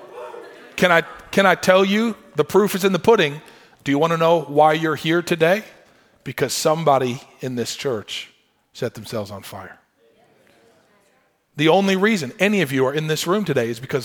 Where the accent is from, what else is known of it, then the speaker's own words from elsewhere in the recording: Michigan, United States; I grew up in Michigan